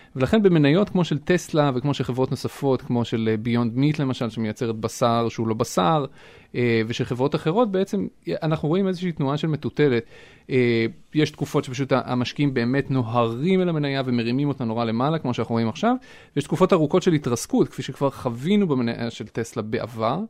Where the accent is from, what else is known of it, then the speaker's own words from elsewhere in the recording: Israel; moved away as an adult; now in Boston, United States; אנחנו למשל כישראלים